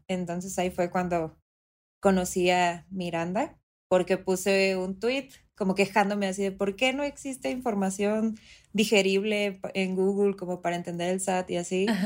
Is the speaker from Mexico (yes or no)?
yes; Mexico City, Mexico; yo soy de la Ciudad de México